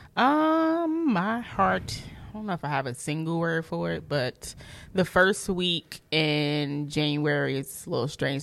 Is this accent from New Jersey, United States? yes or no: yes; Newark, New Jersey, United States; I'm from Newark, New Jersey, and I'm a school social worker